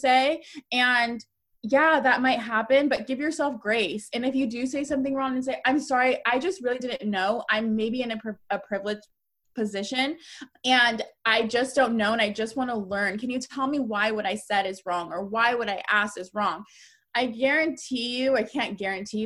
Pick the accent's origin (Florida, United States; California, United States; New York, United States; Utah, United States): California, United States; Northern; I'm from Northern California